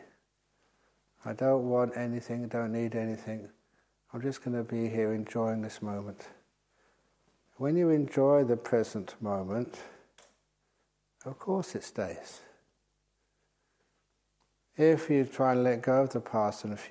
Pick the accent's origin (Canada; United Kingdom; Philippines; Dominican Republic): United Kingdom; England; moved away as an adult; now in Australia; being English